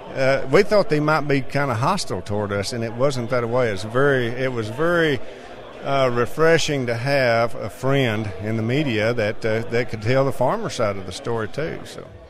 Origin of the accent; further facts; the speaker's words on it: Texas, United States; I'm a farmer from Texas